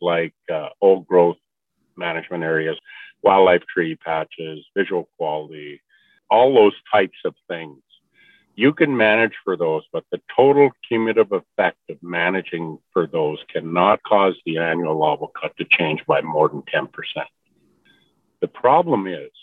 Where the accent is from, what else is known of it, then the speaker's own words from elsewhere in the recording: northwest British Columbia, Canada; I am from the Tel'tan people in northwest British Columbia. We live in the Skeen River area.